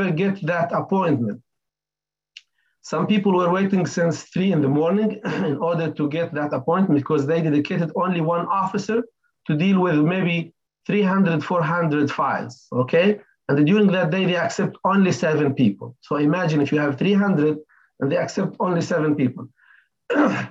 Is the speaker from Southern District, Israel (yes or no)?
yes; Lakiya, Southern District, Israel; moved away as an adult; also born or lived in Bethlehem; I'm from Lagia village next to Beersheba